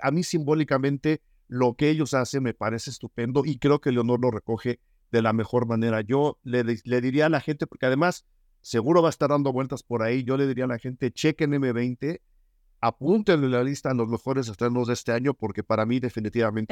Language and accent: Spanish; Mexico; quienes nacimos, crecimos y habitamos en este país